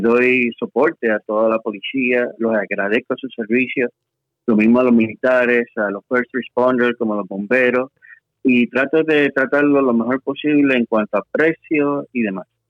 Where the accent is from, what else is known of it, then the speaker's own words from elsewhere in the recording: Puerto Rico; moved away as an adult; now in Texas, United States; Regresé de, de allá a Puerto Rico, que es mi casa, realmente, y soy puertorriqueño, como decimos ahí, de pura cepa